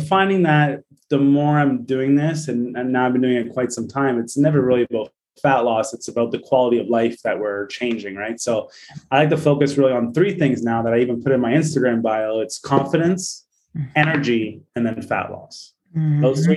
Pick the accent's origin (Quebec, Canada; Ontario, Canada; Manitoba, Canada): Ontario, Canada; Brampton; also born or lived in Oakville, Ontario; now in Hamilton, Canada; I was born in Brampton, Ontario, Canada